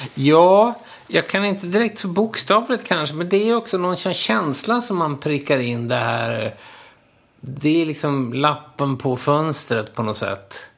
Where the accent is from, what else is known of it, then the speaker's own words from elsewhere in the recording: Linköping, Östergötland, Sweden; moved away as an adult; now in Stockholm, Sweden; jag kom ju från Linköping